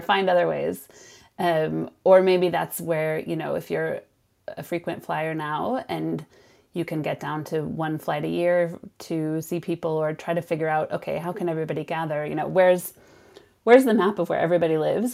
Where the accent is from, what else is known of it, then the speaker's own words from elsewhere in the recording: Sonoma, California, United States; moved away as an adult; now in Lund, Sweden; I grew up in Sonoma, which is about an hour north of San Francisco